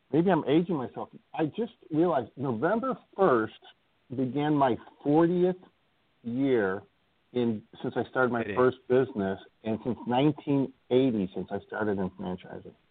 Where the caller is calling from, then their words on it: Indiana, United States; I live in Northwest Indiana, just outside you know Chicago uh, and I'm I'm calling from there today